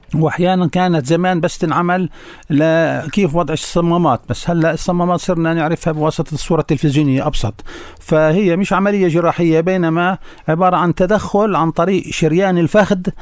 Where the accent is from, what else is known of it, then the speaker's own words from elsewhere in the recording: Hebron, Palestine; عندنا بالخليل